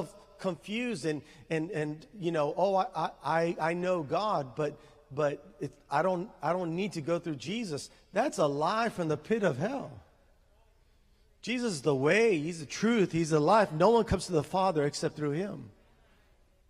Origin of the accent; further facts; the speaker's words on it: San Benito, Texas, United States; also born or lived in Harlingen, Texas; I'm from San Benito